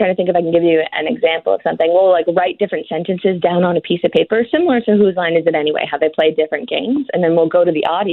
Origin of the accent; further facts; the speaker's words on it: Saugeen, Ontario, Canada; moved away; I'm from Saugeen. Where Saugeen is, it's in Ontario, southwestern Ontario, just off of Lake Huron in the north